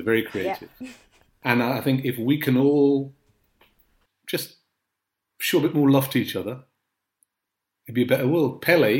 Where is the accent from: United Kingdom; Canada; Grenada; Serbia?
Grenada; born there; I was born in Grenada. My family are Trinidadians, but I was born in Grenada. My mum was Grenadian, so when she was having me, she went back to Grenada. My brother and sister were born in Trinidad.